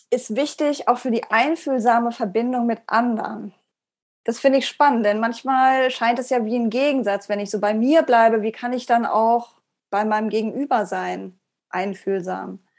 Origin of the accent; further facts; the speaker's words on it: Iceland; accent: Icelandic; German is a second language; Ähm, verleugne ich meinen isländischen Akzent oder nicht? Ist das Teil meiner, meiner Persönlichkeit oder meiner Brand, könnte man sagen